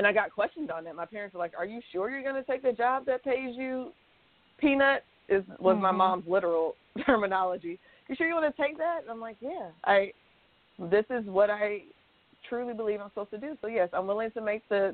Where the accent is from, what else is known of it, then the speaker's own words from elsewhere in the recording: Atlanta, Georgia, United States; moved away as an adult; also born or lived in Orlando, Florida / Kansas; I'm from Atlanta, Georgia, and I was living in Orlando, Florida, and family's on the East Coast